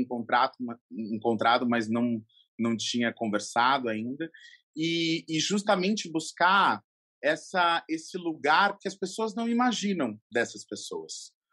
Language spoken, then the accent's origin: Portuguese; Brazil; Eu sou brasileiro